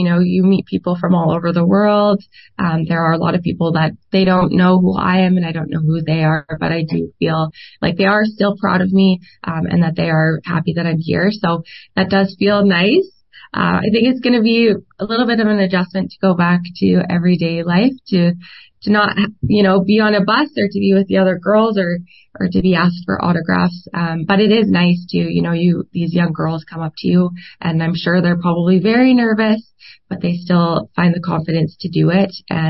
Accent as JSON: {"language": "English", "country": "Canada", "said": "We're Canadian. We're proud to be Canadian. We're so excited to be in this festival and to be recognized as Canadian women."}